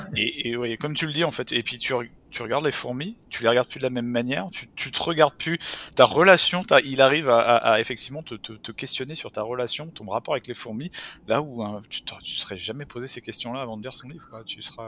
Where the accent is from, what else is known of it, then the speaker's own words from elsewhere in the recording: France; now in Canada; en tant que Français